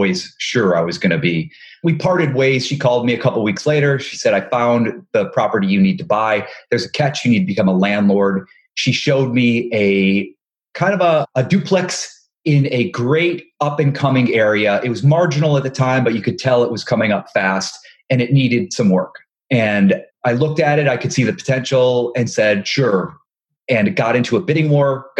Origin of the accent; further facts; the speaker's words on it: just outside of Cleveland, Ohio, United States; moved away as an adult; also born or lived in New York / Los Angeles; I'm originally from Ohio, just outside of Cleveland